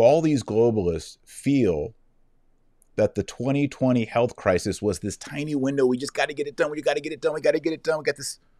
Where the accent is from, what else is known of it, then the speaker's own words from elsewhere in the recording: United States; I'm an American.